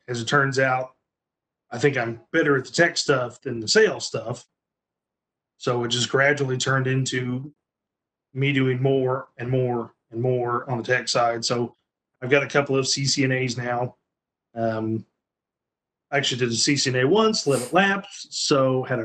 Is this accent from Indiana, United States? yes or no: yes; Evansville, Indiana, United States; I'm from the Evansville area. I grew up here.